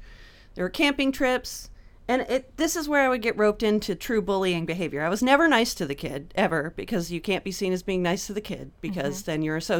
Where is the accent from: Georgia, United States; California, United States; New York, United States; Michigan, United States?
California, United States; Napa; I grew up in Napa. It's all segregated so that I only hung out with white kids, and it was all like upper middle class, the worst kind of rich.